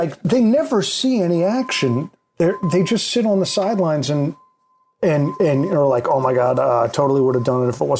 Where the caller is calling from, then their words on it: New York, United States; I'm calling from New York.